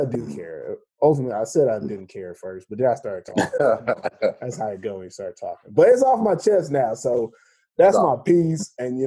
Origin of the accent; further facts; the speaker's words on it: United States; now in Finland; As an American out here